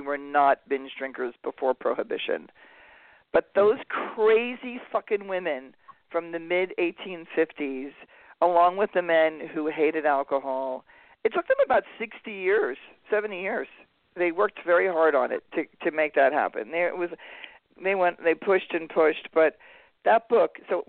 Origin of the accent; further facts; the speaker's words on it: California, United States; we're from California. We have, like, some of the best pot in the world.